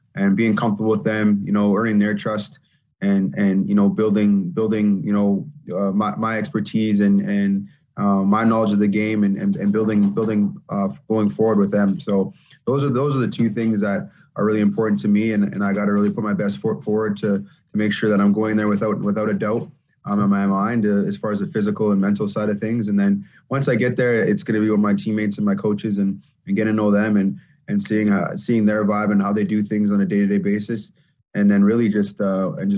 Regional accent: Canada; being a Canadian running back coming from junior.

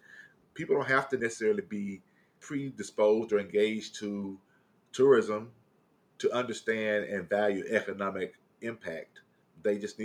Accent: the South, United States; I'm from the South, so, you know, church affiliation

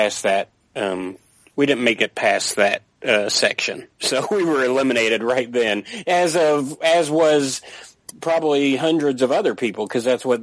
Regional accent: Tampa, Florida, United States; I was raised in Tampa, Florida

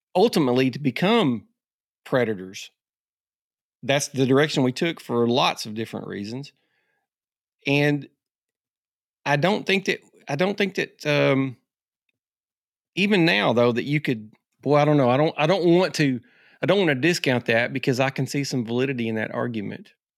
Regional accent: Arkansas, United States; being an Arkansas guy.

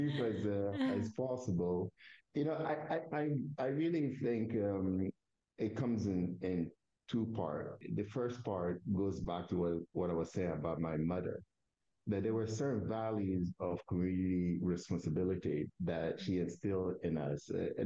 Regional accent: Togo; first language Kabiye; English is a second language; moved away as an adult; also born or lived in Northern California; now in United States; I'm from Togo, and as you know, Togo is a small country in the west part of Africa, a very tiny little country.

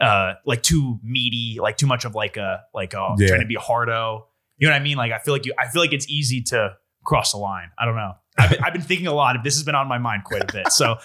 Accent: New Jersey, United States; I'm a Central Jersey guy

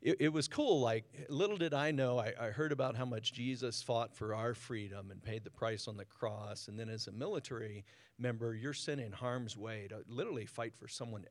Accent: Newport News, Virginia, United States; now in San Diego, United States; I was born and raised in Virginia

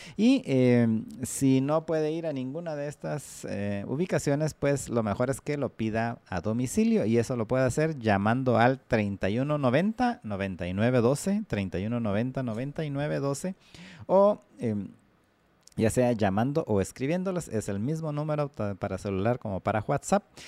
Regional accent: Guatemala

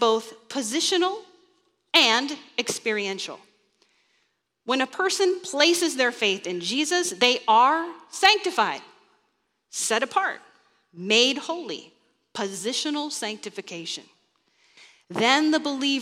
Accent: Kansas, United States; moved away; I grew up in Kansas

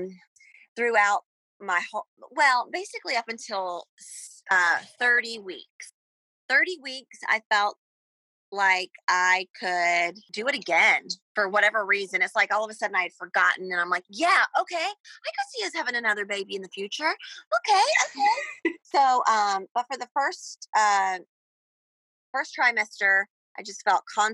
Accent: Georgia, United States; moved away as an adult; also born or lived in Astoria, Queens, New York; now in New York, United States; I'm from Georgia. But I've been in New York for the last 10 years

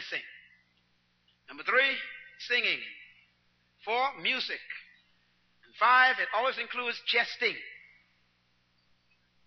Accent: Nassau, New Providence, Bahamas; I was born in Baintown

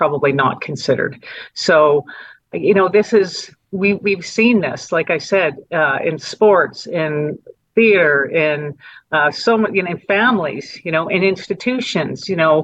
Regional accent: Calgary, Alberta, Canada; also born or lived in Edmonton; I was raised in Edmonton, born in Edmonton, raised in Calgary.

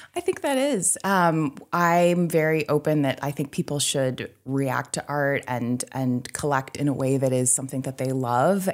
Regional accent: Midcoast Maine, United States; moved away as an adult; also born or lived in Boston / New York / Portland, Maine; I grew up in the Midcoast, so now I'm in Portland

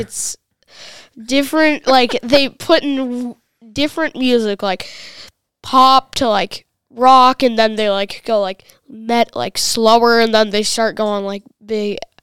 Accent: Rogers, Minnesota, United States; I'm from Rogers, Minnesota, the same household of Jeff Heinrich

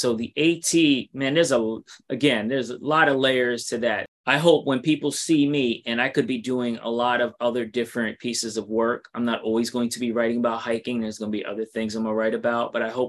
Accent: New York City, New York, United States; I'm from New York City and I'm currently in Alabama writing my second book.

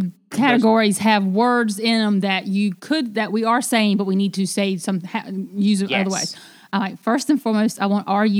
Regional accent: the South, United States; I'm from the country. Rural.

